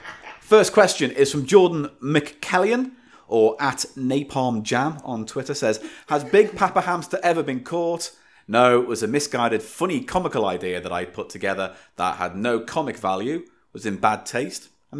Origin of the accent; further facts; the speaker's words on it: Liverpool, North West England, United Kingdom; I'm a Scouser.